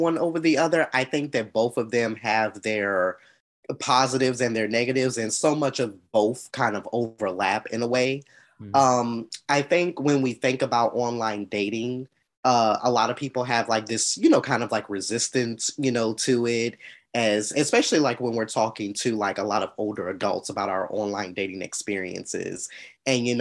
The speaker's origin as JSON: {"language": "English", "town": "Atlanta", "region": "Georgia", "country": "United States", "said": "I'm from Atlanta, Georgia"}